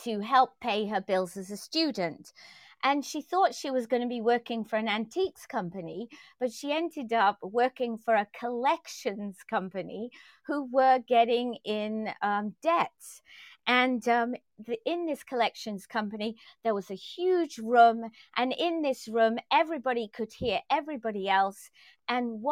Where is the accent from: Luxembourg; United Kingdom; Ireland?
United Kingdom; England; moved away; I grew up in England and we didn't see AOL